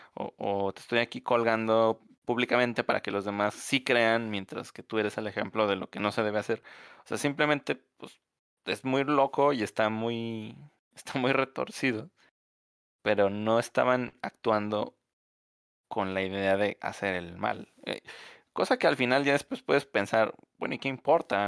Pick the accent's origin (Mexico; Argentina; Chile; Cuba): Mexico; como mexicano